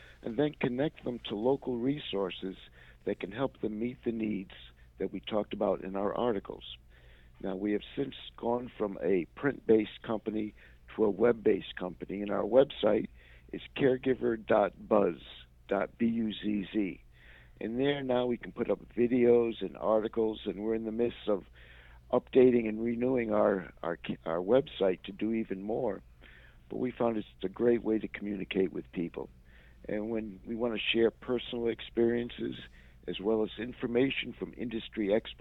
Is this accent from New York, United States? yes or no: no; Rhode Island, United States; also born or lived in Washington, D.C. / Orlando, Florida / Milwaukee; now in Atlanta, United States; I'm originally from Rhode Island